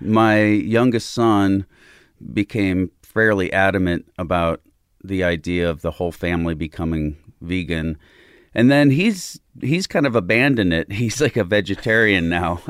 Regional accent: Southern Illinois, United States; moved away; also born or lived in Chicago; Southern Illinois, uh, closer to Saint Louis than Chicago, just across the Mississippi

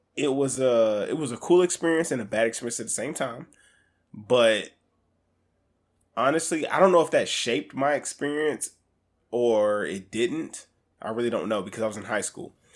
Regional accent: Alaska, United States; I grew up in Alaska.

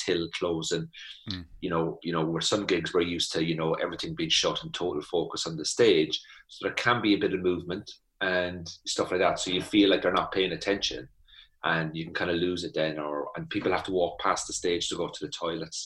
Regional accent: Ireland; moved away as an adult; now in Belfast, United Kingdom; I'm from the South

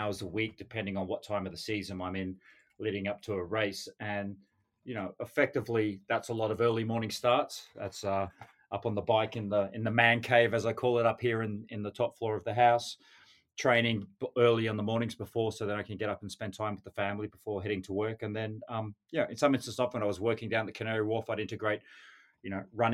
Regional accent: North Queensland, Australia; moved away as an adult; now in London, United Kingdom; growing up in Australia, you know, we have great weather most of the year living in North Queensland

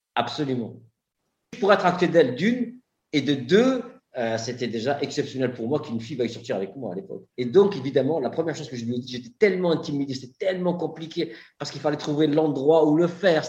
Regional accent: Marseille, Provence-Alpes-Côte d'Azur, France; je suis Marseillais

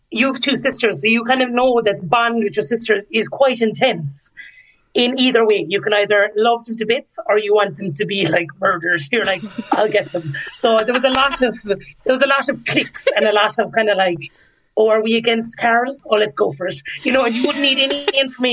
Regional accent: County Limerick, Munster, Ireland; I grew up in County Limerick

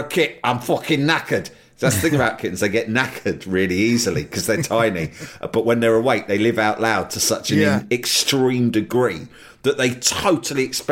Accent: London, United Kingdom; As a Londoner

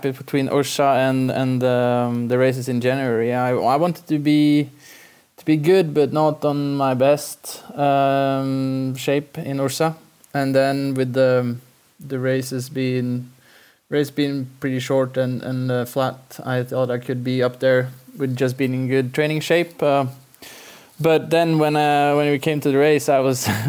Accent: Oslo, Norway; also born or lived in Denmark / Waterloo, Belgium; My hometown is Oslo. So I was born in Oslo and pretty much raised here in Oslo

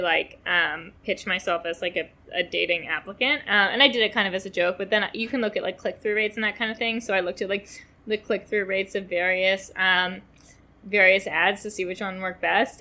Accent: New York City, New York, United States; I grew up in Manhattan

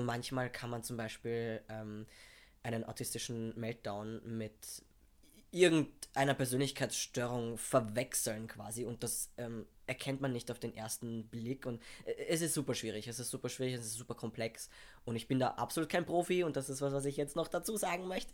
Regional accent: Vienna, Austria; ich komme aus Wien, bin halb Pole

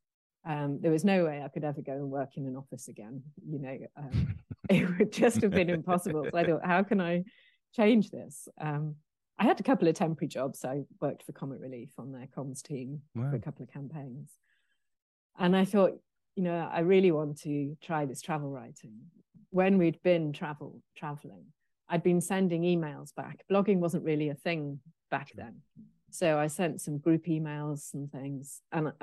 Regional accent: Pennal, Wales, United Kingdom; also born or lived in Midlands / Wolverhampton; now in Surbiton, United Kingdom; we moved to a very small village called Pennell, which is between Machynlleth and Abu Dhabi.

